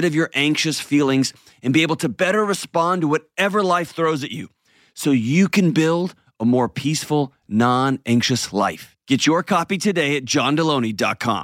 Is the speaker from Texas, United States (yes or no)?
yes; Texas, United States; moved away; I'm from Texas. It's my hometown. It's a home state. Not my hometown, but it's my home state.